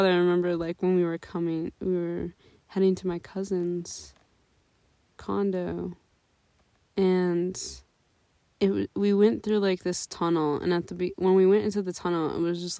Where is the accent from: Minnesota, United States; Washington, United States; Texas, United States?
Minnesota, United States; we're Minnesotan girlies. Yeah. So there is no such thing as elevation where we're from.